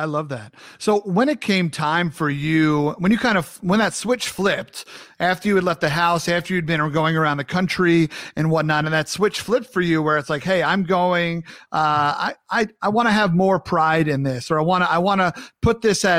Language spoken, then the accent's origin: English; Long Island, New York, United States; accent: New York; moved away as an adult; also born or lived in the South / Atlanta / North Carolina; now in Minnesota, United States; I grew up on Long Island in New York.